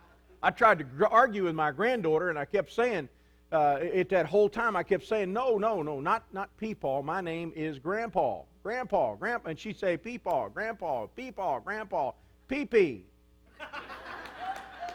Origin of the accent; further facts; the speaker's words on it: United States; I'm an American